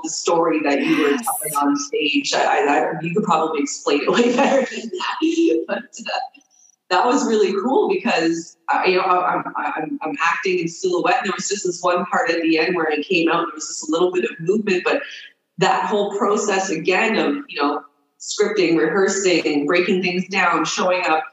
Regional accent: Toronto, Ontario, Canada; moved away as an adult; also born or lived in Nova Scotia / Kitigan Zibi reserve near Ottawa; now in Algonquin reserve near Ottawa, Canada; I grew up in Toronto most of my life. I lived there for 18 years

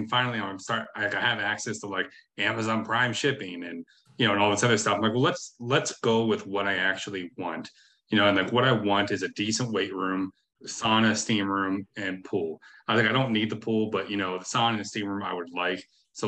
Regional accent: Ohio, United States; moved away; also born or lived in Hawaii; my hometown

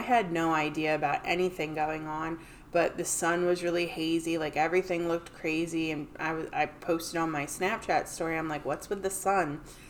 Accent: New Jersey, United States; we're from Jersey, we have the Pine Barrens, and they constantly catch fire

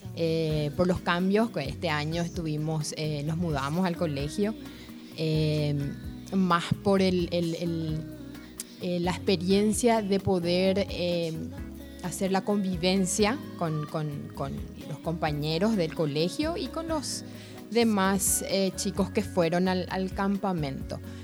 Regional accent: Ciudad del Este, Alto Paraná, Paraguay; nosotros, eh, somos de Ciudad del Este

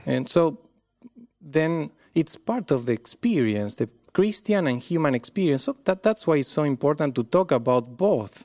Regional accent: Argentina; accent: Argentine; moved away; I come from Argentina. This is where this accent is from.

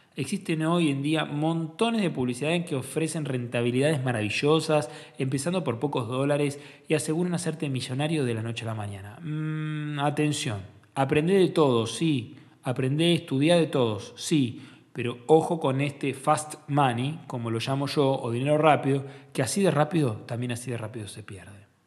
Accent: Argentina

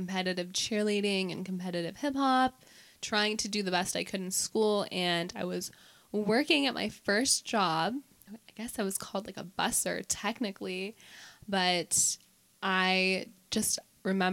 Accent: McCandless, Pennsylvania, United States; also born or lived in Pittsburgh (East Liberty); I was born in Pittsburgh, and I was in East Liberty until I was about like 5 years old, and then we moved to McCandless

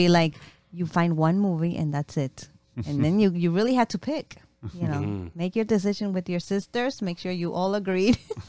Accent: Ecuador; moved away; Back when I was growing up in Ecuador

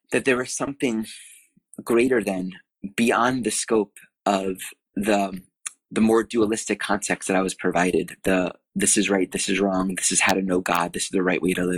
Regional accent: Wanamassa, New Jersey, United States; I grew up in Wanamassa, New Jersey

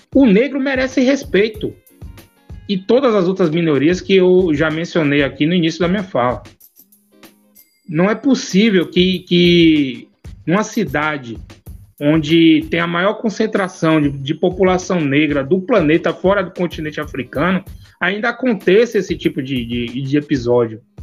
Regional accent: Northeast Region, Brazil; nós que somos nordestinos

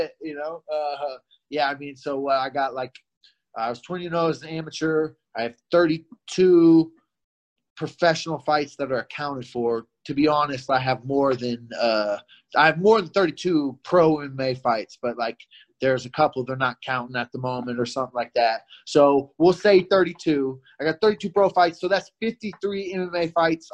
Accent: Missouri, United States; I grew up in Missouri

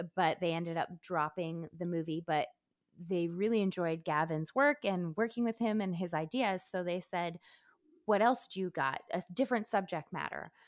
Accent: Montreal, Quebec, Canada; now in Los Angeles, United States; I'm originally from Montreal

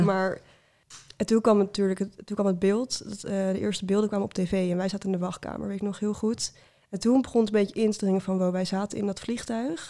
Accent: Utrecht, Netherlands; ik kom uit Utrecht

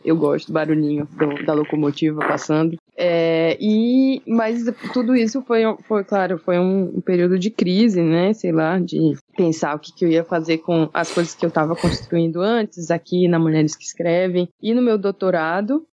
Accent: Maranhão, Brazil; also born or lived in Rio de Janeiro; saí do Rio, voltei para o Maranhão

